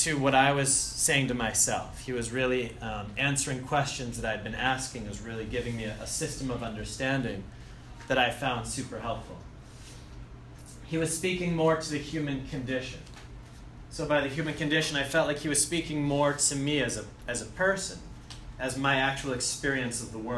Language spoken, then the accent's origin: English; Andover, Massachusetts, United States; moved away as an adult; Originally, I'm from Andover, so I went to Bancroft and Doherty High School